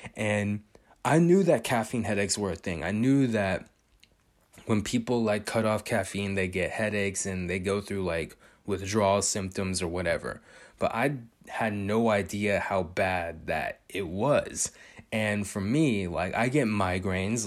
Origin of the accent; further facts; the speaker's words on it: California, United States; I was born and raised in California